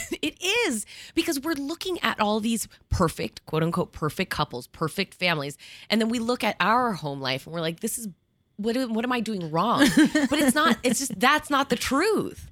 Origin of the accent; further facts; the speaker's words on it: New Jersey, United States; also born or lived in Miami / New York; I grew up in New Jersey and here.